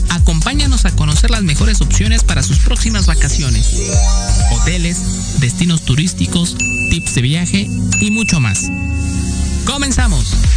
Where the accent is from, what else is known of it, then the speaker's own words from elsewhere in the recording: Mexico; nosotros como mexicanos